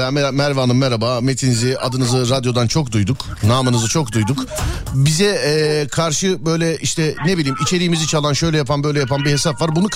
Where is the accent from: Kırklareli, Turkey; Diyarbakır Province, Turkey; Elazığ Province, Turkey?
Diyarbakır Province, Turkey; Diyarbakır